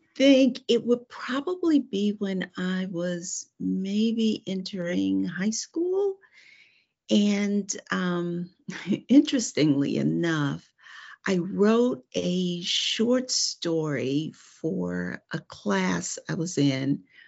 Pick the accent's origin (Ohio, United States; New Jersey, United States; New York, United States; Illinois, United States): Ohio, United States; Cleveland; moved away as an adult; now in Atlanta, United States; I'm actually from Cleveland, Ohio